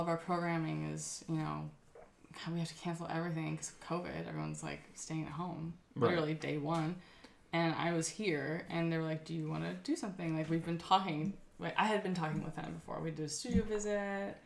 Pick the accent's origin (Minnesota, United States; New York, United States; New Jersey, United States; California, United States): California, United States; Ojai; moved away; also born or lived in Berlin; I moved back to Ojai from Berlin